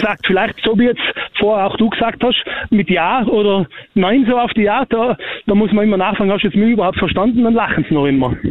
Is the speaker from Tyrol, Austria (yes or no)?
yes; Tyrol, Austria; ich bin ein Urtiroler